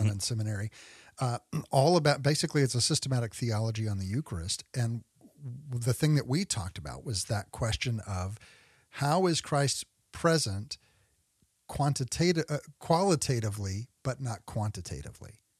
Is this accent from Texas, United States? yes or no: yes; Texas, United States; where I grew up out in Texas